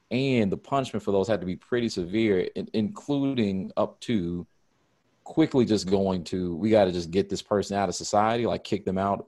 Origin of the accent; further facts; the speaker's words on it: United States; as an American, that's how I've grown up